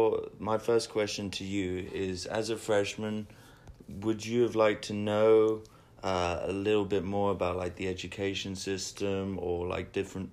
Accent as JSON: {"language": "English", "region": "England", "country": "United Kingdom", "moved": "yes", "said": "because I came from England myself, and I didn't really know too much about the system as well"}